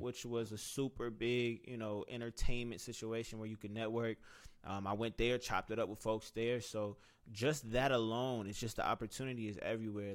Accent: Cincinnati, Ohio, United States; moved away as an adult; now in Atlanta, United States; I was from Cincinnati

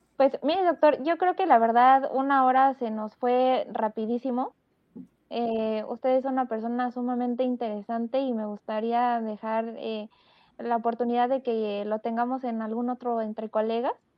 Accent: Mexico; los mexicanos tenemos muy buen nivel de veterinaria

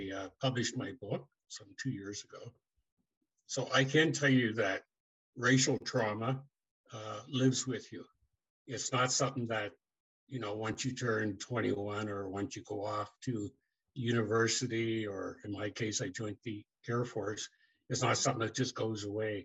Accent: New Glasgow, Nova Scotia, Canada; moved away as an adult; also born or lived in Truro, Nova Scotia / Pearl, Nova Scotia / Toronto, Ontario; now in Mississauga, Canada; my dad, who often worked in New Glasgow because he was from there, he moved the family to New Glasgow, Nova Scotia. Yeah, at 18 years of age, I moved from New Glasgow

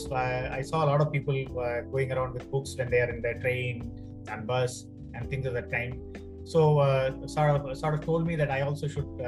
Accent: Chennai, Tamil Nadu, India; I grew up in Chennai, right? I was born and uh, brought up pretty much in uh, Chennai

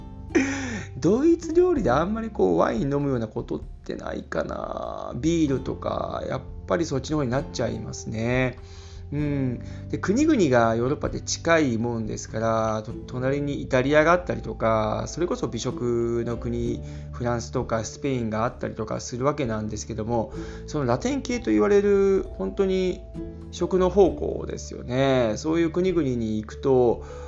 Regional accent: Japan; moved away as an adult; now in Germany; 日本で生まれ育った僕

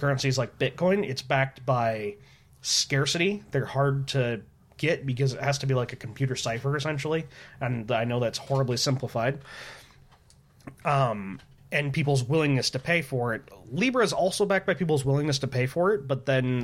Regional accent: United States; I'm American

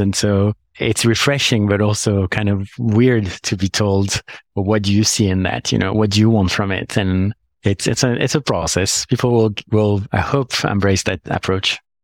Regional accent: Paris, Île-de-France, France; moved away as an adult; now in London, United Kingdom; I come from Paris, like, I'm born in Paris

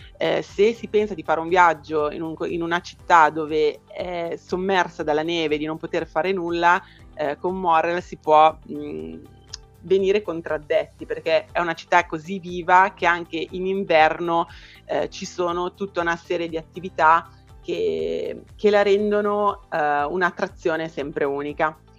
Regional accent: Brianza, Lombardy, Italy; io sono in Brianza, a pochi chilometri da Milano

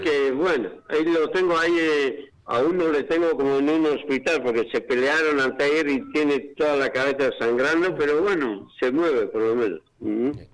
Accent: Bergara, Basque Country, Spain; moved away as an adult; now in Merlo, Argentina; yo vengo del País Vasco, del pueblo se llama Vergara, la provincia es Guipúzcoa

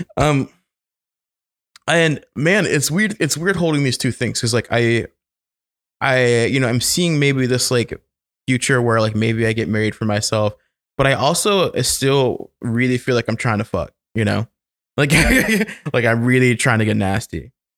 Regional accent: the South, United States; moved away; growing up in the South as a child

